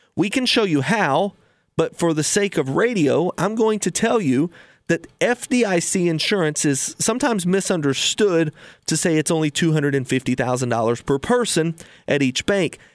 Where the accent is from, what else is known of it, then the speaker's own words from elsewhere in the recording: United States; we as an American public